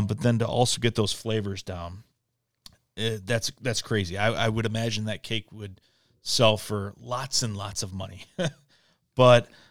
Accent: Michigan, United States; growing up in Michigan

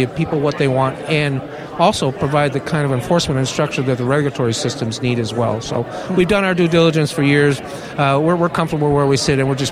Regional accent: San Jose, California, United States; San Jose, my hometown

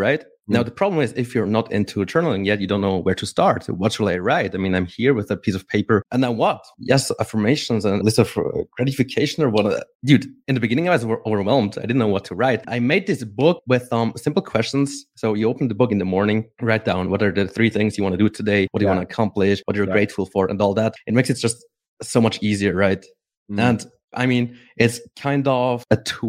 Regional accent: Switzerland; I'm from Switzerland

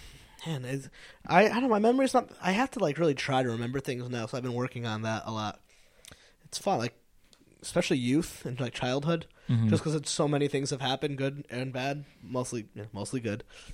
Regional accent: New England, United States; we're from New England.

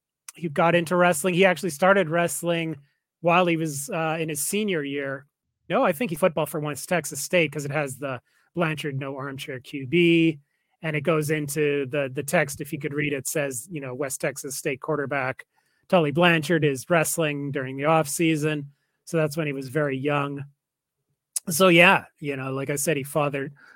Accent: Calgary, Alberta, Canada; my hometown, Calgary

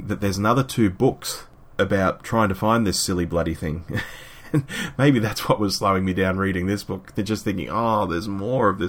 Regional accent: Sydney, New South Wales, Australia; my hometown of Sydney

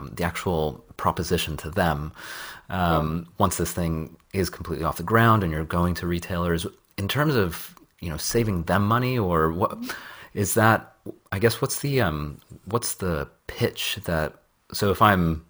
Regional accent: Bay Area, California, United States; now in London, United Kingdom; I'm from the Bay Area

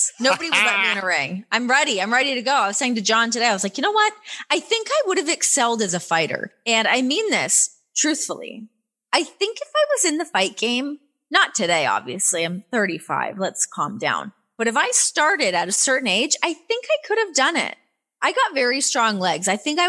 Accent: Canada; accent: Canadian; When I first signed to WWE, they made me take classes to get rid of my Canadian accent

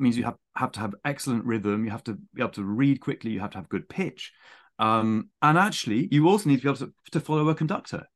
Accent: near Winchester, South East England, United Kingdom; accent: plummy; also born or lived in Saint Petersburg; I was born near Winchester.

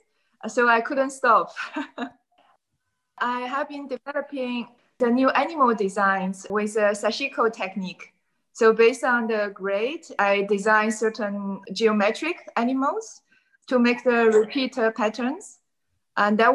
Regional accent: China; moved away as an adult; now in Amsterdam, Netherlands; Originally, I came from China and I came to Amsterdam

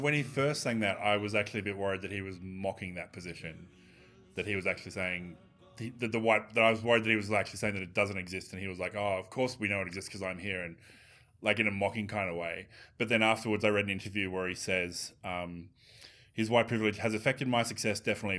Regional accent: Australia; as an Australian

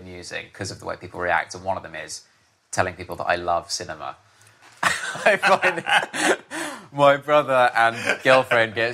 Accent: Harpenden, East of England, United Kingdom; I grew up in Harpenden in Hertfordshire.

